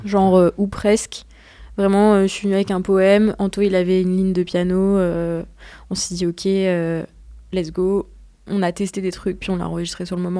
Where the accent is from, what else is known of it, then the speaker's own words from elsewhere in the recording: Grenoble, Auvergne-Rhône-Alpes, France; now in Paris, France; on vient tous les deux de Grenoble